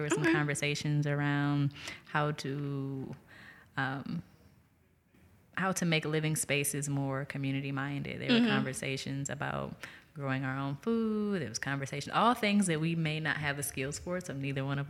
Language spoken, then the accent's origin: English; Detroit, Michigan, United States; moved away as an adult; now in Jackson, United States; I am from Detroit, Michigan.